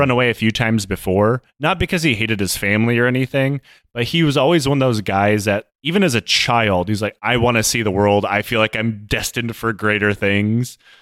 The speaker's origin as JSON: {"language": "English", "country": "United States", "moved": "yes", "said": "my home country"}